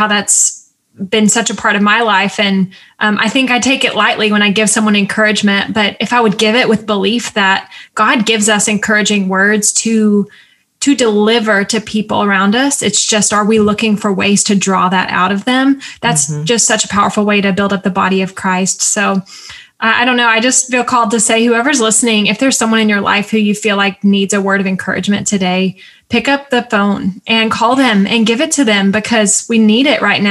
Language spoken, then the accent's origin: English; the South, United States; I'm also from the South